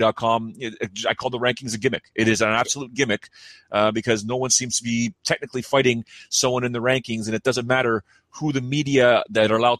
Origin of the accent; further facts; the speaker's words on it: Toronto, Ontario, Canada; I'm a Toronto guy, born and raised in Toronto